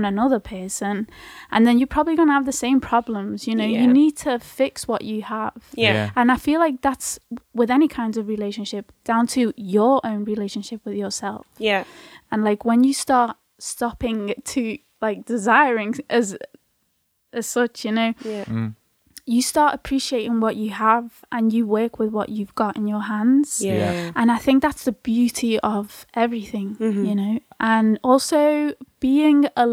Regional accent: Mallorca, Balearic Islands, Spain; accent: Scouse with slight inflections of Spanish; now in Liverpool, United Kingdom; I was brought up in Mallorca

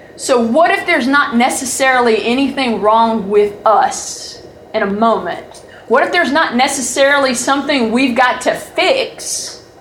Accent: Georgia, United States; I'm from Georgia.

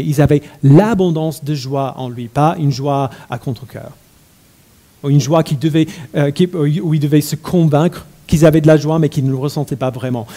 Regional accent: United States; mon enfance aux États-Unis

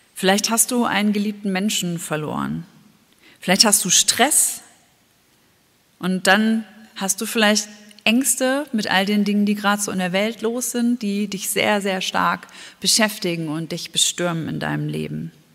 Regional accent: Germany; bei uns in Deutschland

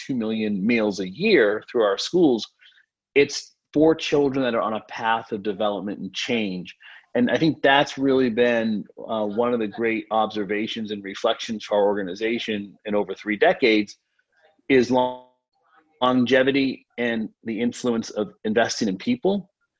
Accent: Haiti; now in Eustis, United States; And I grew up in Haiti. I first moved there when I was 11 years old. But then here in the U.S., I travel and speak and represent our organization across the country

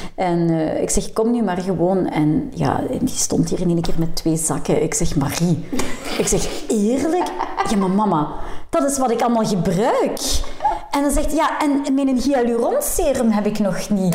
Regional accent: Leopoldsburg, Flanders, Belgium; wij zijn afkomstig van Leopoldsburg

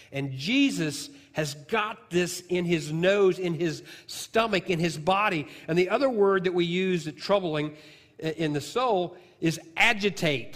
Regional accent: southern Illinois, United States; moved away; I'm from Illinois

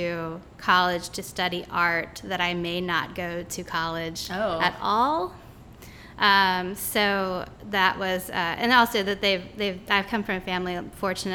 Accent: Petersburg, Virginia, United States; also born or lived in Maryland / Richmond, Virginia; I lived in Petersburg, Virginia, which is just about 30 minutes south of Richmond, Virginia.

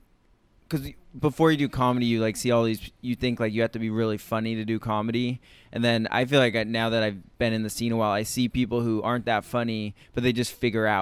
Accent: San Luis Obispo, California, United States; now in New York, United States; San Luis Obispo, California.

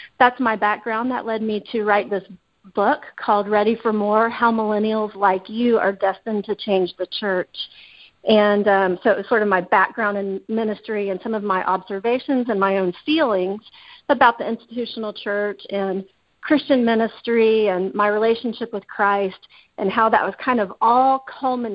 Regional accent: Dallas-Fort Worth area, Texas, United States; I'm originally from the Dallas-Fort Worth area

